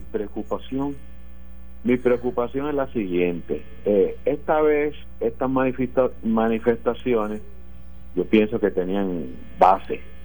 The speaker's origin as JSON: {"language": "Spanish", "country": "Puerto Rico", "moved": "as an adult", "said": "salí de Puerto Rico en el 78"}